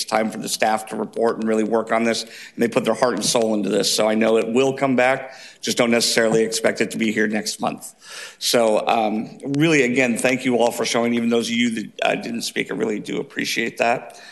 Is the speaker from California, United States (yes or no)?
yes; Fountain Valley, California, United States; I grew up in Fountain Valley